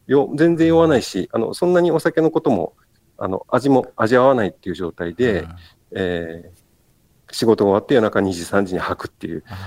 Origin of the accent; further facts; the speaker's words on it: Kagoshima, Japan; now in Kochi, Japan; もともと焼酎文化の鹿児島県で生まれ育って